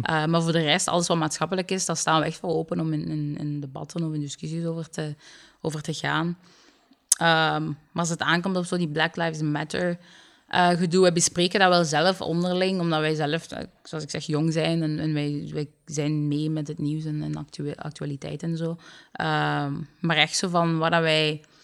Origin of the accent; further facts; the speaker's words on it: Limburg, Flanders, Belgium; also born or lived in Sierra Leone; Ik ben opgegroeid in Limburg